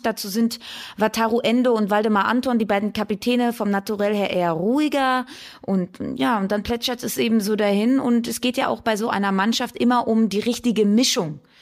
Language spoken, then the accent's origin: German; Cologne, North Rhine-Westphalia, Germany; ich bin in Köln geboren